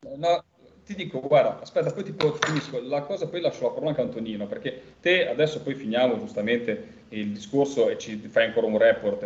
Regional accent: Liguria, Italy; io ligure

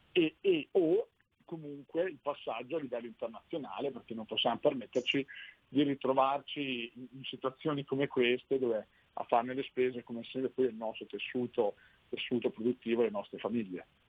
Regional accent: Sassuolo, Emilia-Romagna, Italy; io sono di Sassuolo proprio, quindi conosco molto bene la realtà del distretto ceramico

